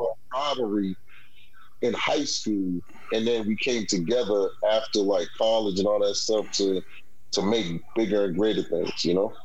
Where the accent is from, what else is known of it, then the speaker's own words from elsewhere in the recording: Boston, Massachusetts, United States; also born or lived in Washington, D.C.; Born in D.C uh, raised in Boston, but um, you know, um, for the most part, you know, I lived most of my my lifehood here in the Bean